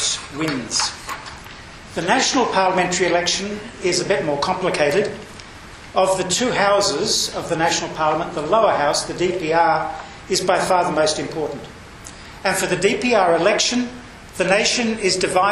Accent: Australia; I'm not Indonesian. I'm Australian.

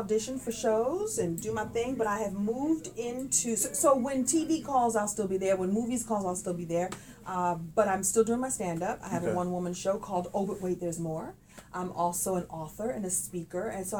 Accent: Brooklyn, New York, United States; I'm from Brooklyn. I don't sound like it when I talk, but I'm from Brooklyn.

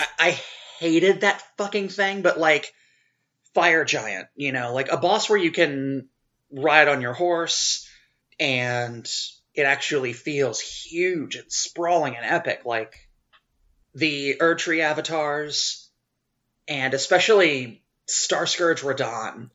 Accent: Louisiana, United States; I am from Louisiana

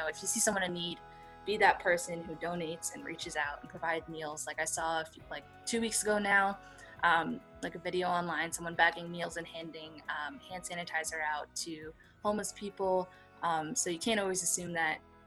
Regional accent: United States; I'm Chinese American

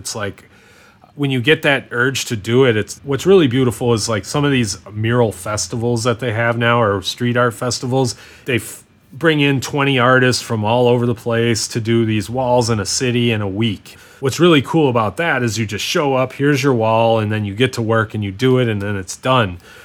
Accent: United States; people thought I was from Canada instead of being from the US

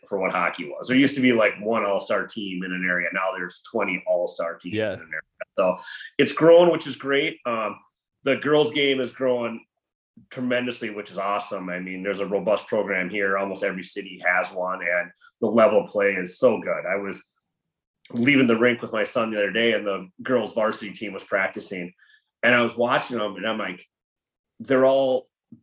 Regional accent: Anoka, Minnesota, United States; I'm from Anoka, Minnesota

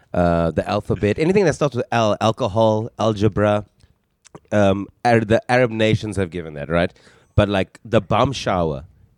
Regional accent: South Africa; I'm from South Africa.

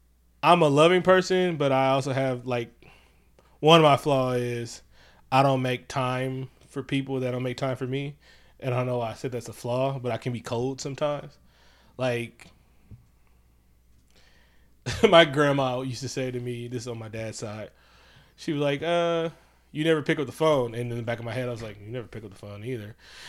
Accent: Oakland, California, United States; also born or lived in Concord; I was born and raised in Oakland. Lived in Concord for 3 years, then moved back to Oakland. I've only ever lived in Oakland and Concord. Funny part, in Oakland, I've only ever lived in the 80s blocks.

